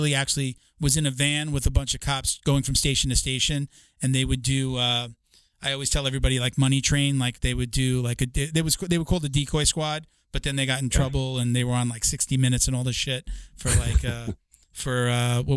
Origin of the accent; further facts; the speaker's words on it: Long Island, New York, United States; growing up on Long Island, most young like boys like myself, you wanted to be a cop or a fireman